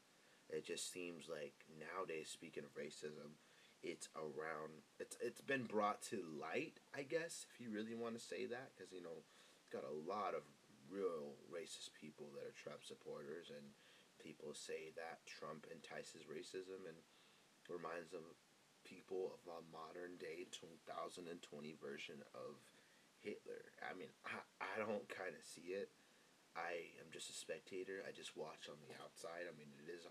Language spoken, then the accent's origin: English; United States; normal American citizens